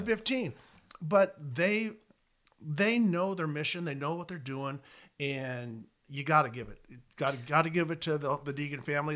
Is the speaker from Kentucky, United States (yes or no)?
no; Southern California, United States; I grew up in Southern California